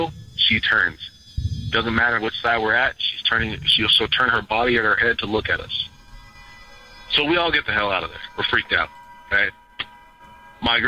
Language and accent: English; Ventura County, California, United States; I was born and raised out here in the Ventura County area